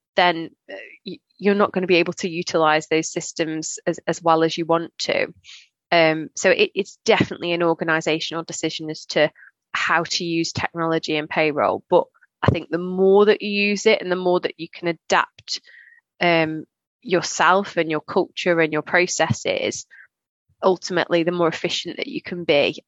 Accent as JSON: {"language": "English", "area": "Staffordshire", "region": "West Midlands", "country": "United Kingdom", "also_born_or_lived": "Leicester", "moved": "as an adult", "said": "I'm from Staffordshire"}